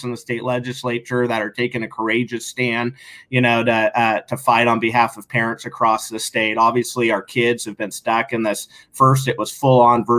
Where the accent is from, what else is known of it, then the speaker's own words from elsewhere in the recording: Sandy, Oregon, United States; growing up in Sandy